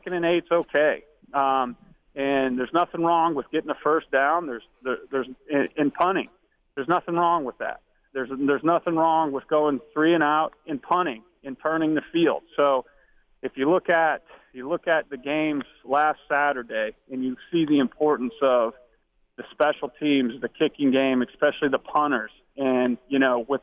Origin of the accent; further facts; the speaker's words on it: Pennsylvania, United States; I'm from Pennsylvania